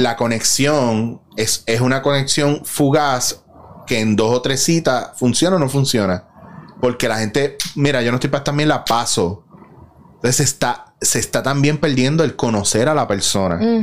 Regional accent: Puerto Rico; en nuestra cultura como puertorriqueños

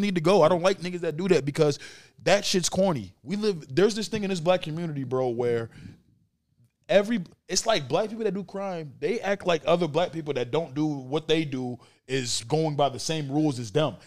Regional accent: Saint Paul, Minnesota, United States; I knew a guy that I grew up with around Saint Paul

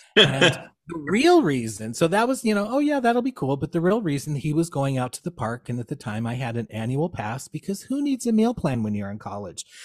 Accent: small town outside Springfield, central Illinois, United States; I grew up here in central Illinois. Um, small town, you know, um, outside Springfield, which is our capital

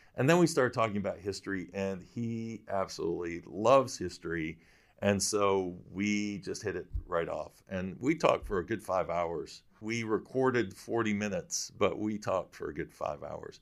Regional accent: Michigan, United States; I'm from Michigan

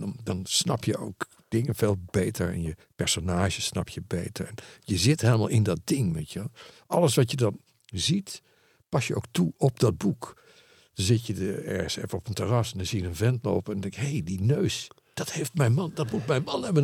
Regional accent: Netherlands; Ik ben een Nederlander

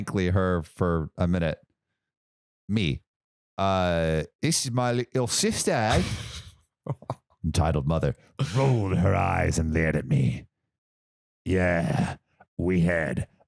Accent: United States; I'm American

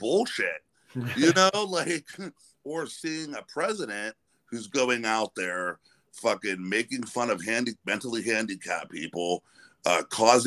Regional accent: near Pittsburgh, Pennsylvania, United States; I grew up near Pittsburgh

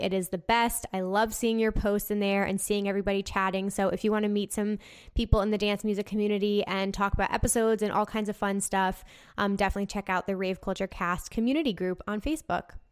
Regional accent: New Jersey, United States; I'm from New Jersey

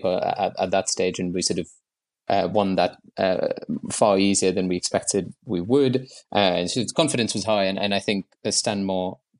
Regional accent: Mumbai, Maharashtra, India; moved away as an adult; now in London, United Kingdom; I moved to London in 2014 from Bombay, where I grew up

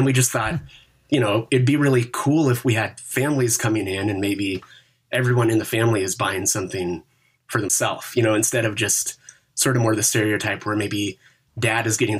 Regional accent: Seattle, Washington, United States; now in Olympia, United States; In Seattle. And then I moved to Olympia for college.

